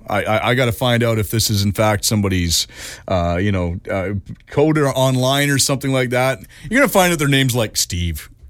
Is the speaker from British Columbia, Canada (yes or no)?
yes; Richmond, British Columbia, Canada; also born or lived in Vancouver / Prince George; I was born in Saint Paul's Hospital, and I, uh, my first year and a half or so, I was in East Van. Uh, and then we moved to Richmond. I grew up in Richmond